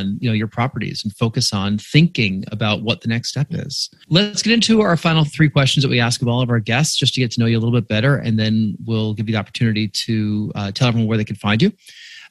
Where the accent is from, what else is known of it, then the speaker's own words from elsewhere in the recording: New York, United States; I grew up in New York and went to a prep school in Westchester County.